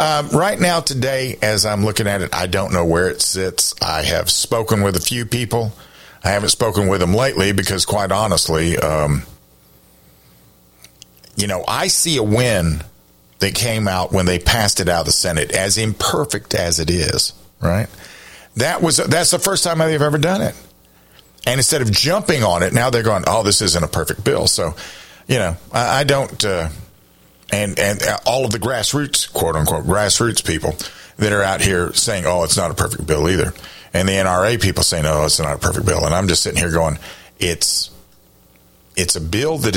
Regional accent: South Carolina, United States; I've lived in this state, except for the time I was in the military, I've lived in this state in my entire life.

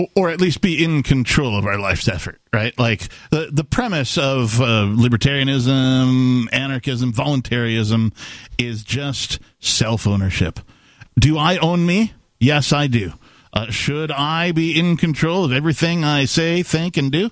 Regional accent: Wisconsin, United States; growing up in Wisconsin, I did see a number of uh, cow fields

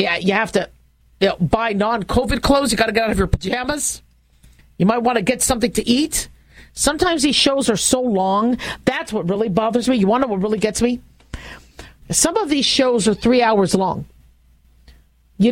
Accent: Las Vegas, Nevada, United States; Vegas, my hometown

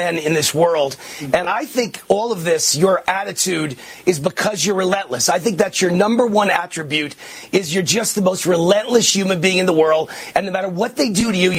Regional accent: New York, United States; moved away as an adult; now in Las Vegas, United States; I'm a New Yorker

